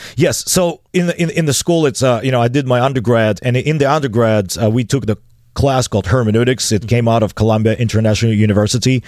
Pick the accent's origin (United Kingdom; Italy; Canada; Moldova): Moldova; Chisinau; English is a second language; I was a sixteen-year-old, um, drunkard, uh, hanging out in the bars of the downtown city of Chisinau